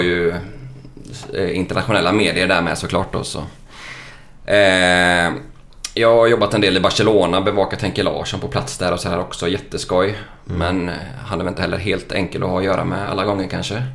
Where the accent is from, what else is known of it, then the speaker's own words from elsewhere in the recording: Lysekil, Västra Götaland, Sweden; jag kommer från Lysekil från början.